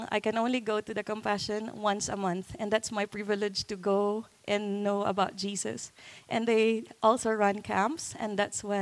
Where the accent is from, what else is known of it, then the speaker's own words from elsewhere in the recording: Philippines; So I I live and was raised in a slum area.